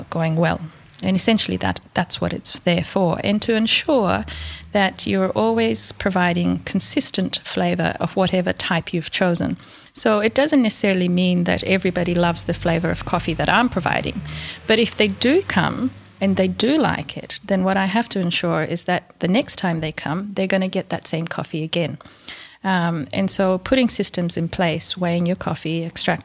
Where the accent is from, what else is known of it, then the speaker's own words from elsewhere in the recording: Ethiopia; also born or lived in India; now in Launceston, Australia; I was born and grew up in Ethiopia